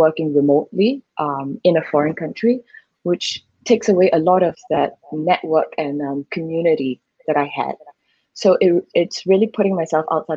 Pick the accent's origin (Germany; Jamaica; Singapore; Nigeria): Singapore; moved away as an adult; now in Thailand; it is my home country after all, so I know it like the back of my hand